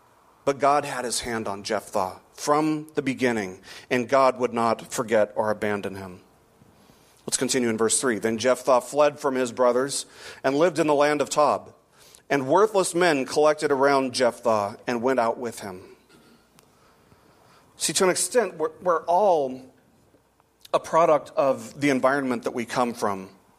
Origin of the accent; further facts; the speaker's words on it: Las Vegas, Nevada, United States; I'm from Vegas.